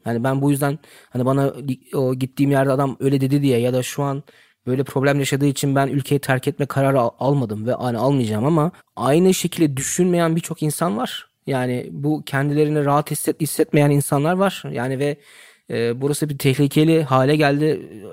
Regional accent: Germany; burada doğdum, büyüdüm

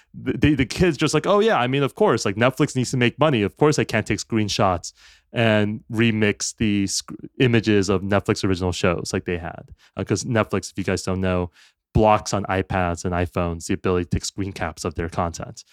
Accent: United States; as an American

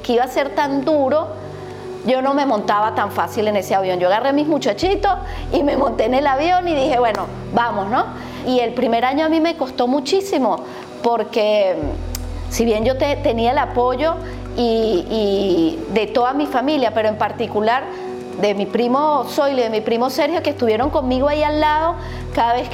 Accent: Venezuela; Yo soy venezolana, hija de padres argentinos que se fueron en el 76, 77 a vivir a Venezuela hasta que nacieran mis hijos. Fui la única venezolana una familia inmensa de argentinos de ambos lados.

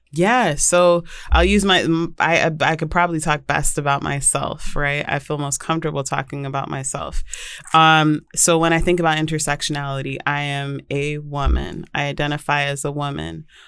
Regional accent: Vancouver, British Columbia, Canada; now in United States; I grew up in Vancouver, British Columbia

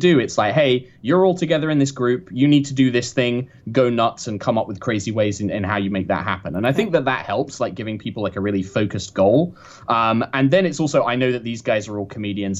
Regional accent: United Kingdom; being the only Brit there

